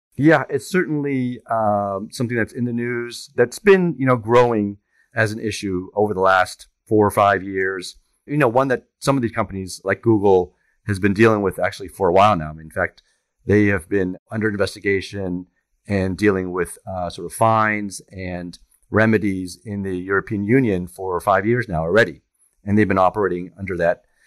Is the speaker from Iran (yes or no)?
no; France; also born or lived in Germany; now in New York, United States; I grew up in France, and I was born in Germany.